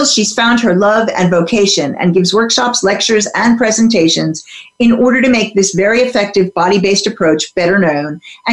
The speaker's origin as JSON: {"language": "English", "region": "New Jersey", "country": "United States", "tie": "born or raised there", "said": "I grew up in the U.S. in suburban New Jersey"}